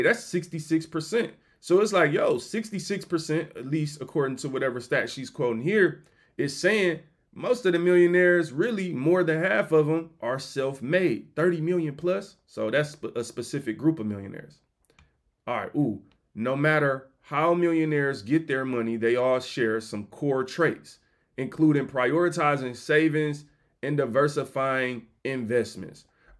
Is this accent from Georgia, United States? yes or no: no; Detroit, Michigan, United States; You know, I'm from Detroit, dog. Like, I started here.